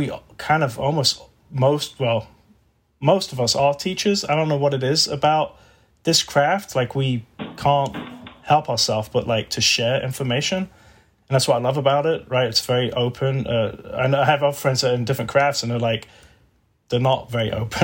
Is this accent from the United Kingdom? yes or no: yes; England, United Kingdom; moved away as an adult; now in Texas, United States; I'm from England